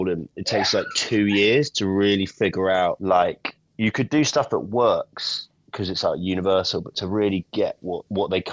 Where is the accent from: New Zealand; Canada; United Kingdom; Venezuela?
United Kingdom; England; moved away as an adult; now in United States; my wife's Scottish and I'm English